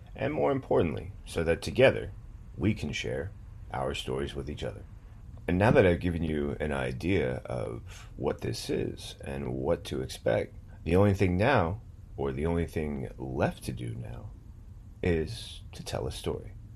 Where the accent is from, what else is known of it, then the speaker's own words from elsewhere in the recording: United States; we were Americans